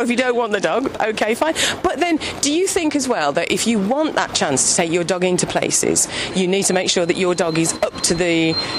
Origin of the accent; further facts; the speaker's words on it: Birmingham, West Midlands, United Kingdom; We Brummies moan.